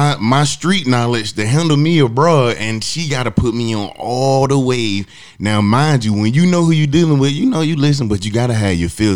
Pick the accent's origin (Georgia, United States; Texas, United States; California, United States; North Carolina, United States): Georgia, United States; Atlanta; Growing up in Atlanta. From Atlanta